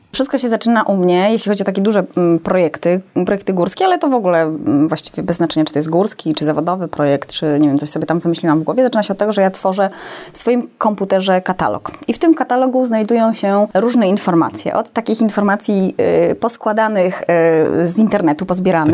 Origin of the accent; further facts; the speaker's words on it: Gdynia, Pomeranian Voivodeship, Poland; ja jestem rodowitą kaszubką